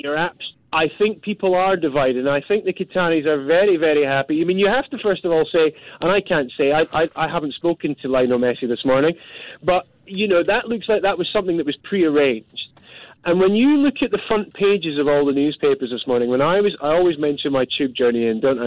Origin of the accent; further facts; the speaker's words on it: Scotland, United Kingdom; now in London, United Kingdom; as a Scotsman